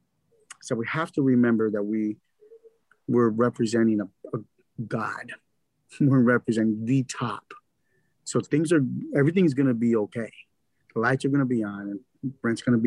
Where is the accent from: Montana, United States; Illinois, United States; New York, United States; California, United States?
California, United States; Los Angeles; I'm from Boyle Heights